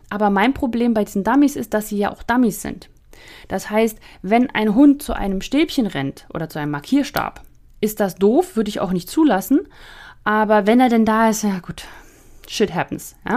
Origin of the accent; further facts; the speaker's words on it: Northern Germany, Germany; Also ich komme ja aus dem Flachland, also ich war ja in Norddeutschland